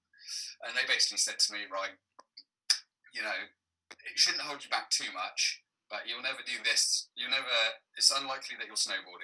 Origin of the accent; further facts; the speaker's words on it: Cornwall, South West England, United Kingdom; growing up in Cornwall, very, very far southwest of Cornwall